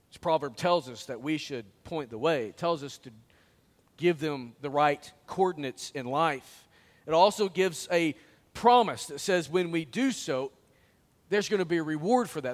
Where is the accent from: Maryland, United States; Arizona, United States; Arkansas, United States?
Arkansas, United States; Springdale; I went to the bank there in my hometown